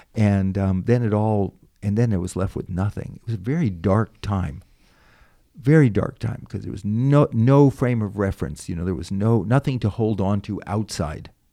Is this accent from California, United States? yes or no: yes; Marin County, California, United States; also born or lived in Washington, D.C.; I grew up in Marin County, which is just north of San